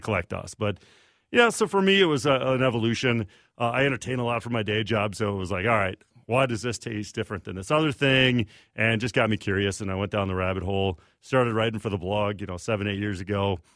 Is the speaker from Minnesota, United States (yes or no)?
yes; Redwood Falls, Minnesota, United States; also born or lived in Iowa / Milwaukee / Chicago; I grew up in Redwood Falls, Southwest Minnesota